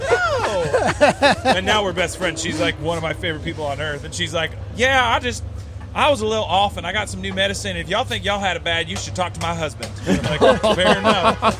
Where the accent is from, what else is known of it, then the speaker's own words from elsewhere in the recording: Austin, Texas, United States; Like, I grew up here in Austin, right?